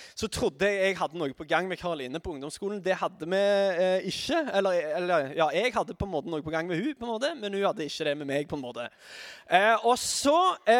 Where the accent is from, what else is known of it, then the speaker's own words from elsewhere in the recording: Sandnes, Rogaland, Norway; er fra Sandnes